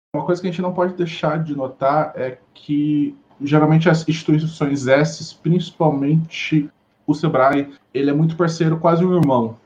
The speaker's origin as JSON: {"language": "Portuguese", "town": "Cuiabá", "region": "Mato Grosso", "country": "Brazil", "moved": "as an adult", "lives_now": "Londrina, Brazil", "said": "eu sou cuiabano e assim, eu vim para Londrina tem aproximadamente nove meses"}